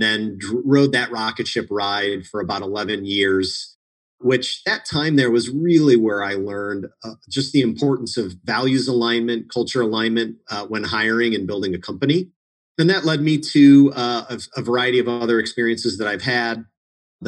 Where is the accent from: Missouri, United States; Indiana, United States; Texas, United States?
Indiana, United States; Munster; I grew up in Munster, Indiana, which interestingly, of all the places in Indiana, seems to be a town